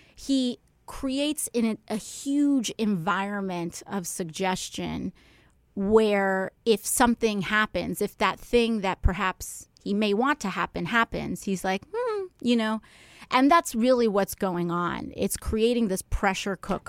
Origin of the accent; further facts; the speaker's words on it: New York City, New York, United States; being a New Yorker